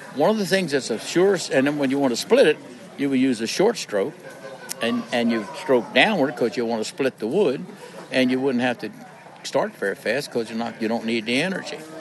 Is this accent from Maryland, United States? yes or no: yes; Maryland, United States; I lived born and raised in Maryland.